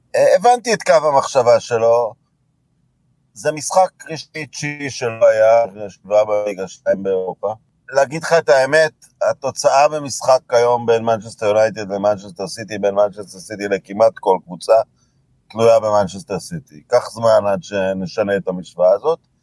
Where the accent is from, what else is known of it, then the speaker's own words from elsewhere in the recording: Israel; גדלנו במדינה שלא הייתה קולוניה בריטית